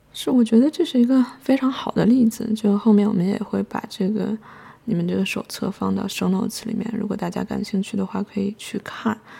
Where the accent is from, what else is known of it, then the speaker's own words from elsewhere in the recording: China; 我们作为一个中国人